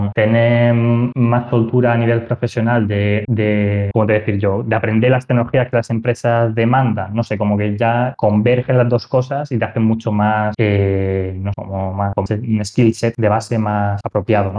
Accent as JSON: {"language": "Spanish", "town": "Murcia", "region": "Region of Murcia", "country": "Spain", "also_born_or_lived": "Barcelona", "moved": "yes", "said": "yo soy de Murcia"}